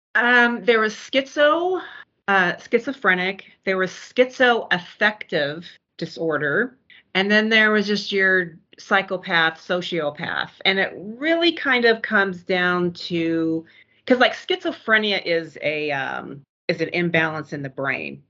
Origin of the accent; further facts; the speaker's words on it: Omaha, Nebraska, United States; I grew up in Omaha